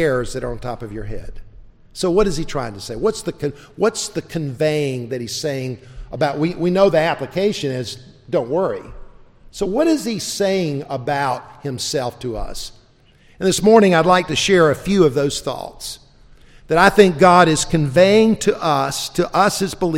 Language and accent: English; South Carolina, United States; also born or lived in South Georgia; I was born in South Georgia. I was raised in South Carolina